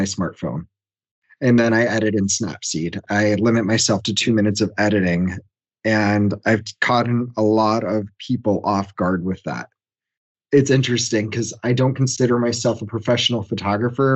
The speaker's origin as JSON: {"language": "English", "town": "Washington", "region": "District of Columbia", "country": "United States", "said": "I'm from Washington, D.C., and run a marketing firm"}